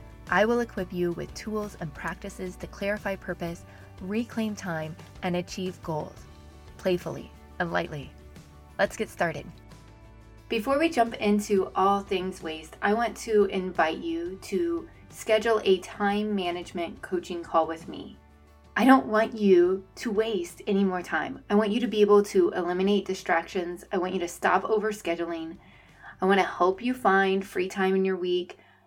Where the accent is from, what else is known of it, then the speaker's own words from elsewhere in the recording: Iowa, United States; I was raised in Iowa, and Iowans are known for their strong work ethic. We're hard workers.